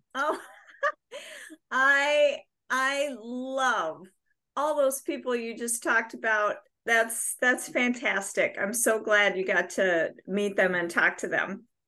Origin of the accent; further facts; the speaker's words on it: Bayport, Minnesota, United States; also born or lived in New York; now in Minneapolis, United States; I grew up in Bayport, which is a smaller town um, south of Stillwater